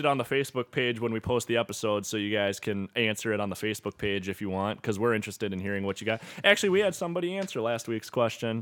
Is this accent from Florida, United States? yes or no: no; St. James, Minnesota, United States; I'm from Saint James, Minnesota.